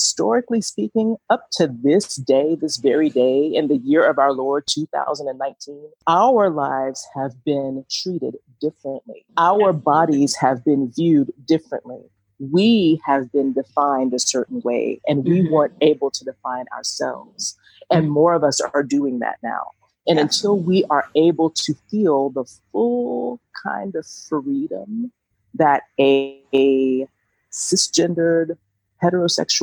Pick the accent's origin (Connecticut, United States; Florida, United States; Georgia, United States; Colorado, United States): Georgia, United States; Atlanta; I'm from Atlanta, so I'm going to sound like I'm from the trap